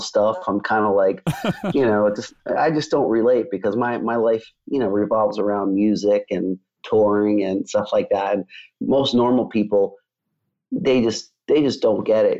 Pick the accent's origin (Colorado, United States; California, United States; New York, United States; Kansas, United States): New York, United States; moved away; I grew up in New York